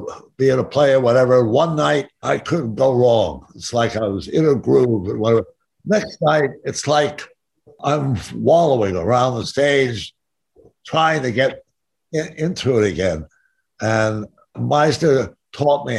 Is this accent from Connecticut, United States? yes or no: yes; Stamford, Connecticut, United States; moved away as an adult; also born or lived in New York / Los Angeles; I was born in Stamford, Connecticut. And my folks always had an apartment in New York, so I was constantly going back and forth